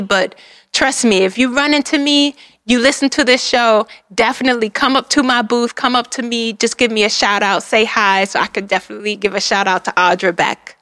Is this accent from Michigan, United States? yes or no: yes; Detroit, Michigan, United States; I'm from Detroit